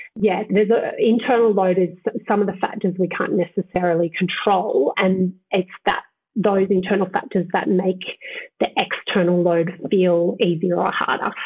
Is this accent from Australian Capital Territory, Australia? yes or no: no; Southern Highlands, New South Wales, Australia; I grew up in Southern Highlands in cooler climates.